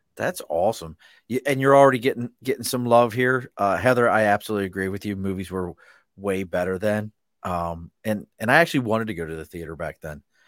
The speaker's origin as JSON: {"language": "English", "town": "Baltimore", "region": "Maryland", "country": "United States", "tie": "born or raised there", "moved": "yes", "lives_now": "New York, United States", "said": "I grew up in Baltimore."}